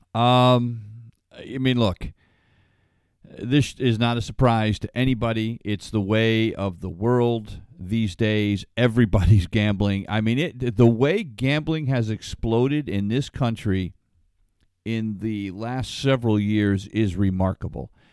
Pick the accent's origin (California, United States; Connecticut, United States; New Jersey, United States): Connecticut, United States; Ledyard; I grew up in Ledger, Connecticut, where Foxwoods is now